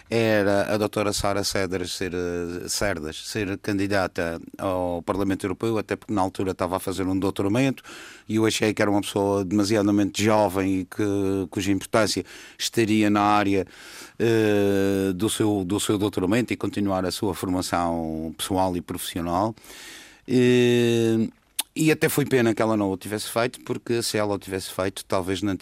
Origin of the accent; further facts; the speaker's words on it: Madeira, Portugal; E, além disso, é madeirense e, sendo madeirense, tenho de pensar também no vinho da Madeira.